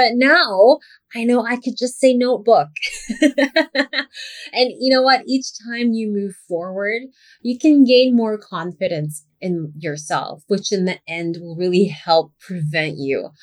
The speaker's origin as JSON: {"language": "English", "country": "Philippines", "first_language": "English", "said": "I was raised as English being my first language, obviously. And even though I eventually learned how to speak our native language"}